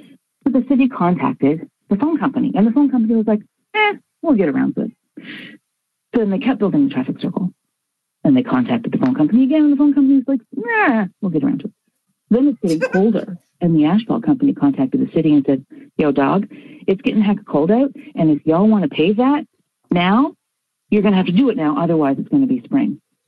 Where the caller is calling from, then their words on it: Fredericton, New Brunswick, Canada; I'm calling from Fredericton, New Brunswick. It's in Canada.